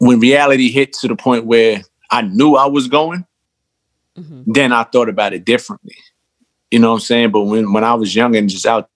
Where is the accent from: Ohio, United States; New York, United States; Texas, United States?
New York, United States; New York City; I'm from Jamaica, Queens, but I grew up on two different sides.